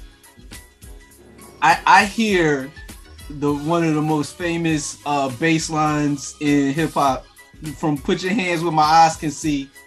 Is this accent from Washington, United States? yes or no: no; Philadelphia, Pennsylvania, United States; I am from Philadelphia